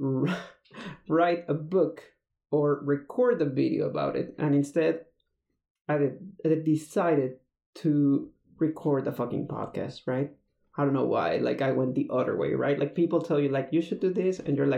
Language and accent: English; Mexico; moved away as an adult; also born or lived in Texas; I'm originally from Mexico, but I moved to the States because of work